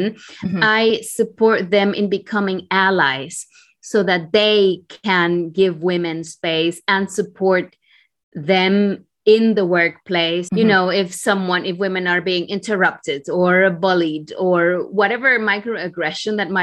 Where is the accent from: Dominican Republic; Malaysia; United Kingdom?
Dominican Republic; moved away as an adult; now in Munich, Germany; I come originally from the Dominican Republic. I've been living in Germany for 20 years now